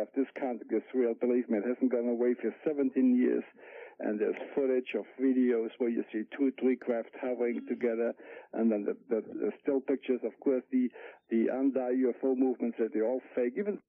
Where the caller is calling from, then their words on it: Fullerton, California, United States; from Fullerton.